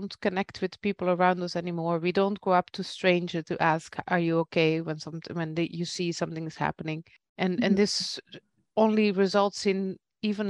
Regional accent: Belgium; now in Netherlands; I'm from Belgium myself, and my parents still live in Belgium

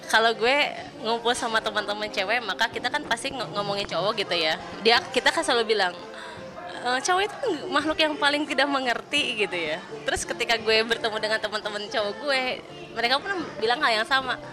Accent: Sukabumi, West Java, Indonesia; gue punya waktu untuk pulang ke Sukabumi biasanya gitu ya pulang kampung

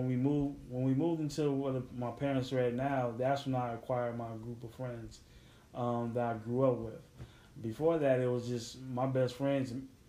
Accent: Chicago, Illinois, United States; I'm from Chicago

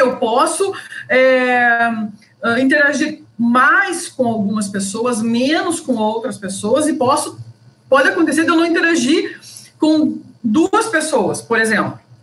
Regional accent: Passo Fundo, Rio Grande do Sul, Brazil; moved away as an adult; now in Cuiabá, Brazil; eu sou gaúcha, sou de Passo Fundo, sou egressa da Universidade de Passo Fundo

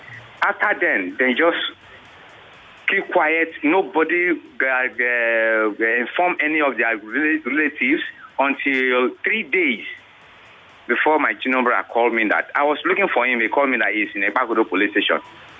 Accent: Nigeria; I said, I am a Nigerian. I'm a Nigerian.

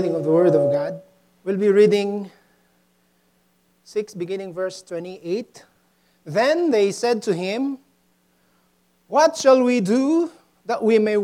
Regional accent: Mexico, Pampanga, Philippines; moved away; I grew up in Mexico, Pampanga, Philippines

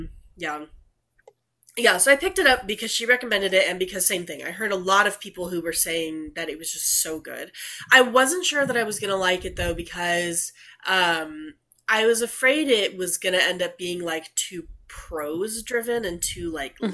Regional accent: Texas, United States; we're from Texas

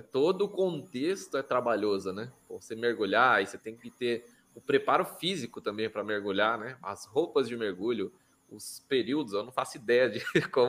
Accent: Guarulhos, São Paulo, Brazil; born there; Eu, eu sou o único da minha família que nasci em Guarulhos, mas gostaria de ter nascido no Ceará

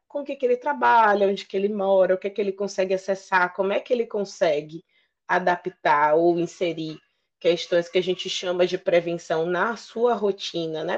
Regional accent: Bahia, Brazil; médica de família, sou baiana

